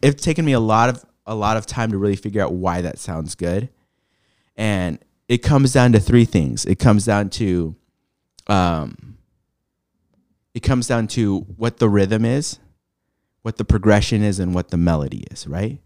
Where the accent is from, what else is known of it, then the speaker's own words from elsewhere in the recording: San Diego, California, United States; moved away as an adult; also born or lived in Los Angeles; now in Portland, United States; born in L A, raised in San Diego, um, yeah, lived there most of my life